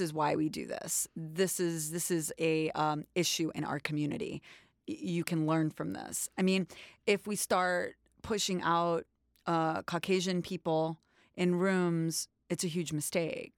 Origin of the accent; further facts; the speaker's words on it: New York City, New York, United States; I was born in New York, in Manhattan, in Washington Heights